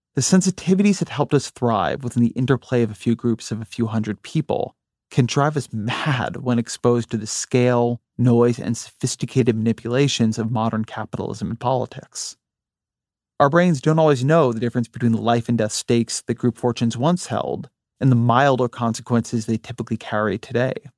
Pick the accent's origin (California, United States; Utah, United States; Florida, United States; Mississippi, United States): California, United States; near Los Angeles; moved away; also born or lived in Washington, D.C.; I grew up near Los Angeles